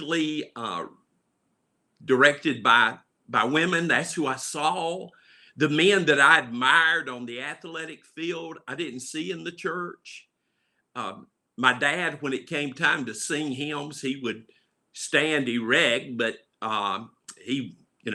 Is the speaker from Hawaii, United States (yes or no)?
no; Charlotte, North Carolina, United States; My home was at 2139 Camp Green Street in Charlotte, North Carolina